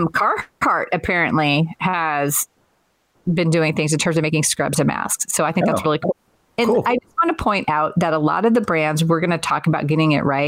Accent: Manteca, California, United States; I'm from Northern California. I went to high school in a town called Manteca

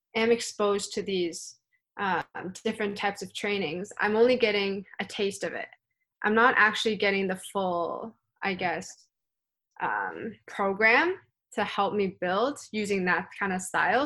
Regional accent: Canada; I am from the Pan Am region

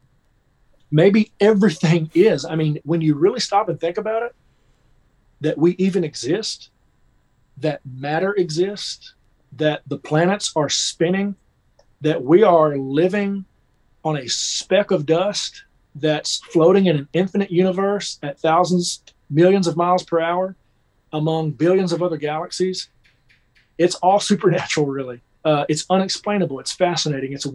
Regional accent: Kentucky, United States; moved away as an adult; now in Nashville, United States; I grew up in Kentucky, just about 3 hours from here.

